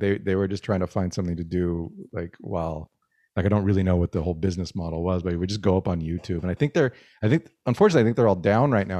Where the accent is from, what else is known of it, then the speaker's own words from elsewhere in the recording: Albuquerque, New Mexico, United States; now in Canada; I grew up in New Mexico